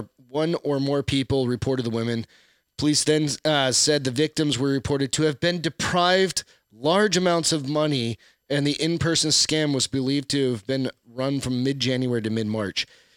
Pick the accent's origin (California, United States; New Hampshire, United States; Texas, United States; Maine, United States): New Hampshire, United States; Texans aren't a big meatloaf. I'm from New Hampshire, so we used to eat meatloaf.